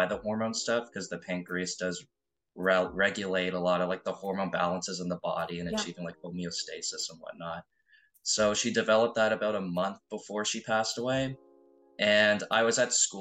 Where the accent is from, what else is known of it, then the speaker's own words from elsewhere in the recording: Ontario, Canada; like what you'd see in Ontario. Like growing up in like a nice town